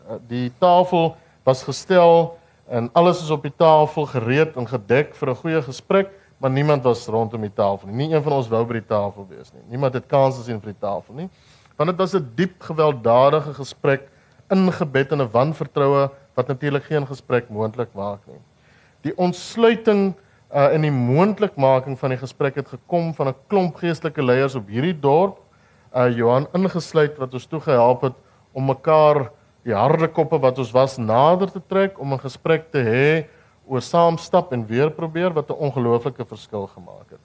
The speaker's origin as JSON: {"language": "Afrikaans", "town": "Upington", "region": "Northern Cape", "country": "South Africa", "said": "Ek kom uit Appington uit"}